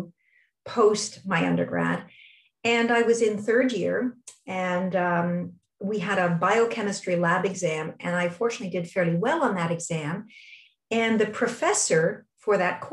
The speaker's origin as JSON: {"language": "English", "town": "Toronto", "region": "Ontario", "country": "Canada", "tie": "born or raised there", "said": "my hometown is Toronto, and I went for all my schooling in Toronto, elementary, junior high, high school, and I did all three degrees at U of T"}